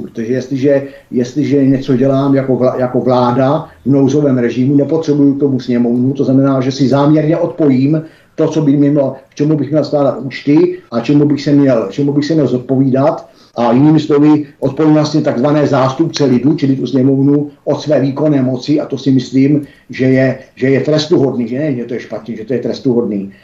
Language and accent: Czech; Czechia; my Češi